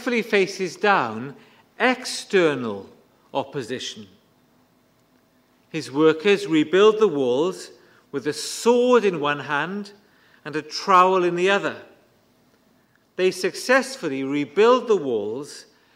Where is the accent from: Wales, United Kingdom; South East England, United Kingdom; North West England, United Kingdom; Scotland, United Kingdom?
Wales, United Kingdom; Bridgend; When I was growing up in Bridgend, we saw several church splits